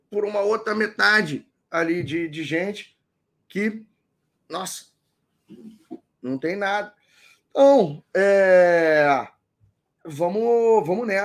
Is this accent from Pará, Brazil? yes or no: yes; Belém, Pará, Brazil; eu nasci em Belém do Pará. Eu nasci no norte do, do Brasil, eu sou paraense.